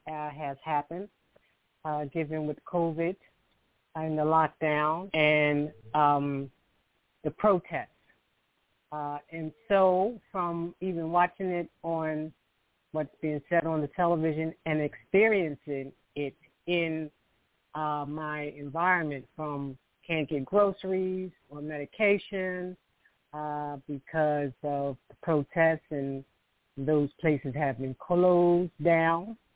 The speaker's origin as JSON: {"language": "English", "town": "Philadelphia", "region": "Pennsylvania", "country": "United States", "said": "I'm from Philadelphia."}